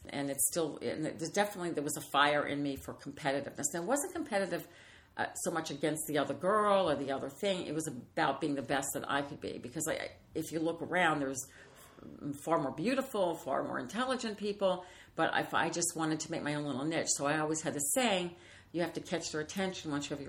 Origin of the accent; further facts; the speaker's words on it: New Orleans, Louisiana, United States; I always kid because I'm from New Orleans. So I'd say it was something in my mother's gumbo.